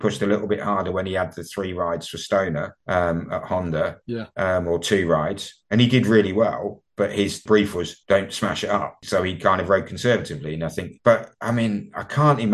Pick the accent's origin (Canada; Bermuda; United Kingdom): United Kingdom; you and I both happen to be Brits